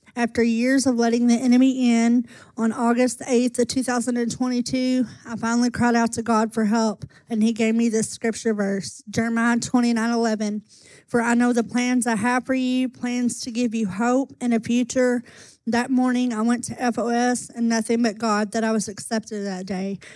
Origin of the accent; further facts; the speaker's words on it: Owensboro, Kentucky, United States; I was born in Owensboro, Kentucky.